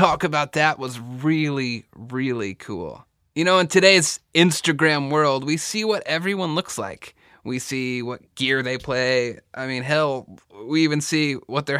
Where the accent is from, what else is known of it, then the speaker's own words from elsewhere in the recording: Texas, United States; I'm from the South, I'm from Texas, I say Bachman